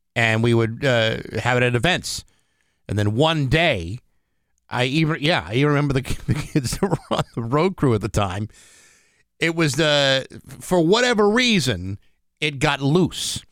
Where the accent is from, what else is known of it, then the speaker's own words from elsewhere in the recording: Rehoboth, Massachusetts, United States; also born or lived in Attleboro, Massachusetts; in second grade when we moved to Rehoboth from Attleboro